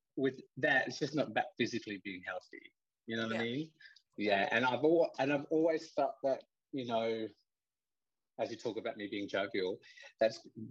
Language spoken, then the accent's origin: English; Queensland, Australia; now in Tasmania, Australia; I'm a Queenslander. So I've come a long way from where I've started